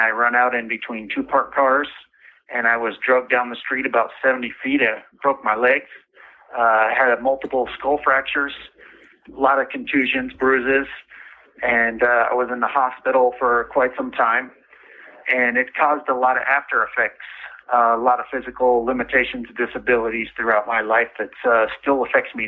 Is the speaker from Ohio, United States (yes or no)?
no; Everett, Washington, United States; I grew up in Everett, Washington